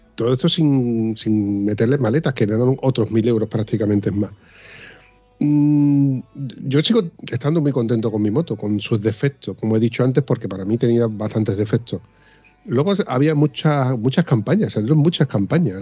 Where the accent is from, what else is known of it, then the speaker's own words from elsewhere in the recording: Spain; Así somos los españoles